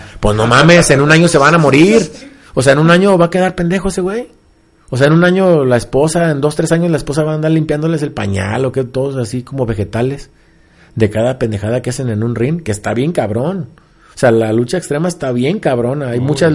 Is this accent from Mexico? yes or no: yes; Mexico; nosotros como mexicanos y como luchadores